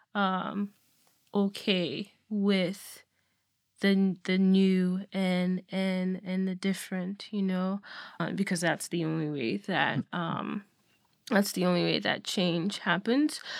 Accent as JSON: {"language": "English", "country": "Nigeria", "tie": "born or raised there", "moved": "yes", "lives_now": "United States", "said": "I was born and raised in Nigeria, and so I grew up Nigerian."}